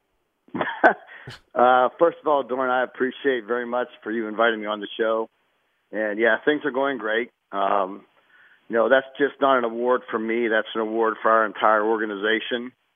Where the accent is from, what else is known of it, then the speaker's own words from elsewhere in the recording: South Park High School, Pennsylvania, United States; moved away as an adult; also born or lived in Pittsburgh, Pennsylvania; now in Arizona, United States; I went to high school at South Park High School